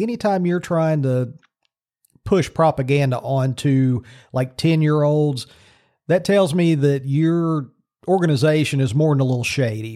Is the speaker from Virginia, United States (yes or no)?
yes; Virginia, United States; in Virginia again. So all this stuff's going on in my home state.